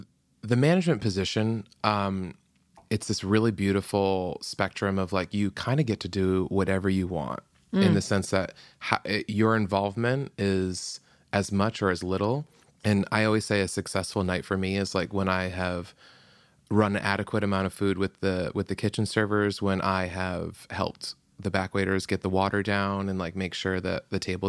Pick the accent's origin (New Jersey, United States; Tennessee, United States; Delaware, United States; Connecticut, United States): Connecticut, United States